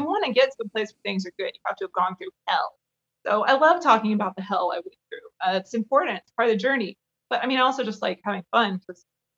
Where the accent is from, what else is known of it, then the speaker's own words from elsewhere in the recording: Kentucky, United States; I mean, I'm from Kentucky, so you kind of have to.